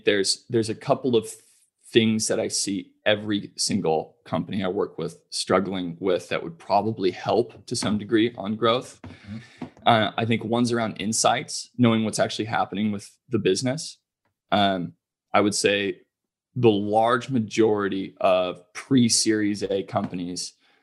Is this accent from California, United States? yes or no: yes; California, United States; I'm from California